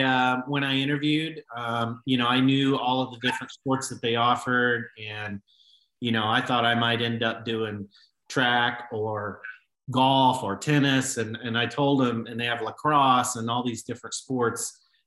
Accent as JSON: {"language": "English", "region": "Southern Illinois", "country": "United States", "tie": "born or raised there", "also_born_or_lived": "Honduras", "said": "I grew up in Southern Illinois."}